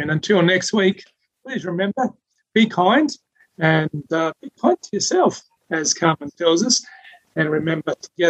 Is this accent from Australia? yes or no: yes; Adelaide, South Australia, Australia; moved away; I'm from Adelaide